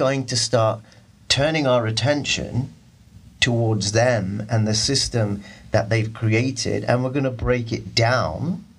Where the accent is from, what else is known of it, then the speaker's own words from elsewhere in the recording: India; I'm a Muslim. I'm an Indian.